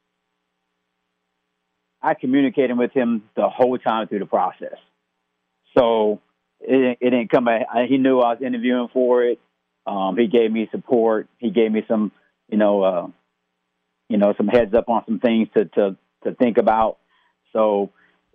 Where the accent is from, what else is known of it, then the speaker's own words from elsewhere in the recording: Des Moines, Iowa, United States; I was born and raised in Des Moines, and went to Des Moines Roosevelt